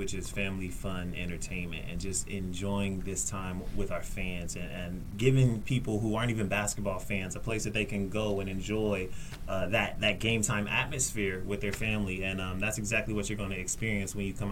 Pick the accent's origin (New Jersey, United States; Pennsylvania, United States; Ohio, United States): Ohio, United States; Columbus; Columbus, Ohio. I'm from Ohio